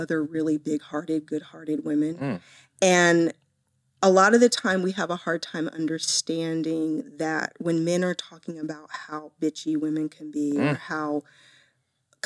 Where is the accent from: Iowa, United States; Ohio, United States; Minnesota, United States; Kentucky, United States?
Ohio, United States; Columbus; Born in Columbus, Ohio.